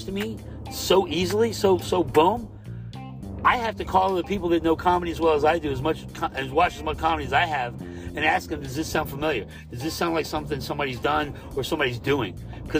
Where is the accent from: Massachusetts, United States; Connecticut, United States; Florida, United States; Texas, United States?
Florida, United States; also born or lived in Alabama / New York; I was born in Alabama, grew up in Florida